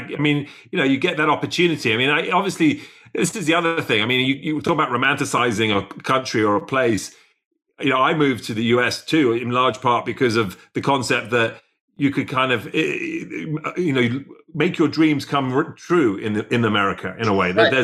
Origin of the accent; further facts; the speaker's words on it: England, United Kingdom; as an Englishman